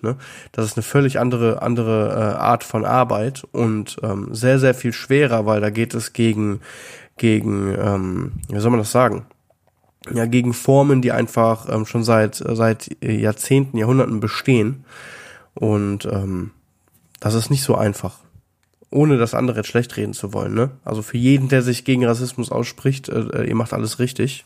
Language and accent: German; Germany; als Deutscher ohne Immigrationshintergrund